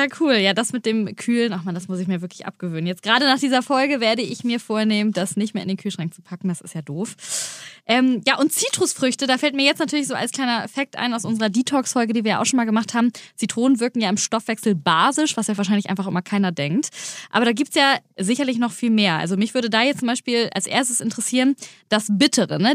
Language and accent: German; Germany; hier bei uns in Deutschland